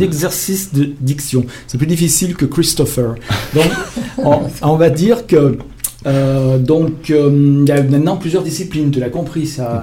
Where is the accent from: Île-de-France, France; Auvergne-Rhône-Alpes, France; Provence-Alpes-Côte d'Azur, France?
Auvergne-Rhône-Alpes, France; Lyon; nous, on est lyonnais